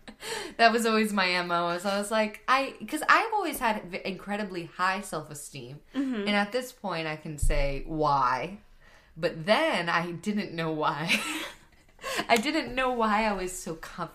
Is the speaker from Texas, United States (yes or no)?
yes; Grapevine, Texas, United States; I'm from Grapevine